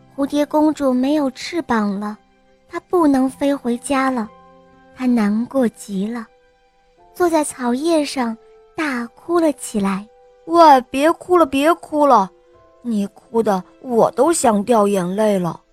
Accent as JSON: {"language": "Chinese", "town": "Qingdao", "region": "Shandong", "country": "China", "said": "我六岁了，我来自青岛"}